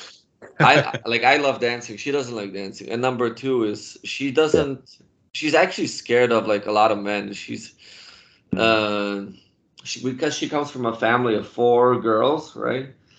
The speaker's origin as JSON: {"language": "English", "country": "Poland", "moved": "yes", "said": "I started drinking beer in Poland when I was ten years old"}